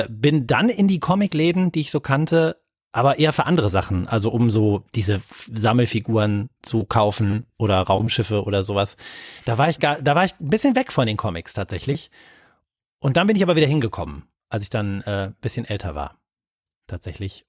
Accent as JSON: {"language": "German", "town": "Wuppertal", "region": "North Rhine-Westphalia", "country": "Germany", "tie": "born or raised there", "said": "meine Heimatstadt ist Wuppertal"}